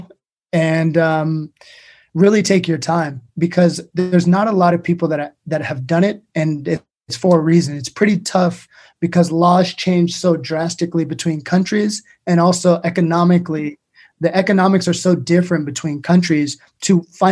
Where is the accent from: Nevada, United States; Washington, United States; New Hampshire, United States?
Washington, United States; Everett; moved away as an adult; now in New York, United States; I'm a serial entrepreneur from Everett, Washington, which is essentially the place where most airplanes are manufactured. Grew up in Washington State and moved to New York about 10 years ago